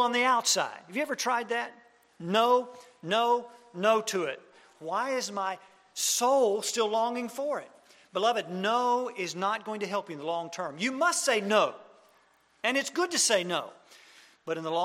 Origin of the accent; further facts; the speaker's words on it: Mississippi, United States; I'm from Mississippi.